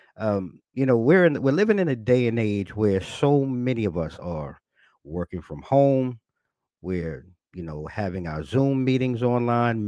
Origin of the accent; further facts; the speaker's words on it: New York, United States; I'm a New Yorker, a native New Yorker, born and raised